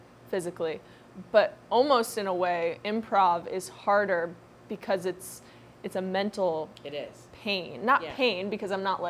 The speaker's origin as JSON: {"language": "English", "region": "Ohio", "country": "United States", "said": "I'm from Ohio."}